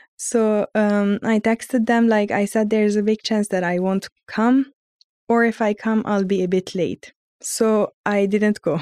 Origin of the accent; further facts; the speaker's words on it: Lebanon; moved away as an adult; also born or lived in Armenia; now in Galway, Ireland; I'm from Lebanon, but ethnically I'm from Arm, like, ethnically I'm Armenian, but I was born and raised in Lebanon